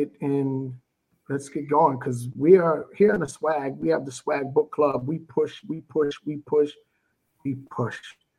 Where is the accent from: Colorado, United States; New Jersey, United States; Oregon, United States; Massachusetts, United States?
New Jersey, United States; I'm from New Jersey.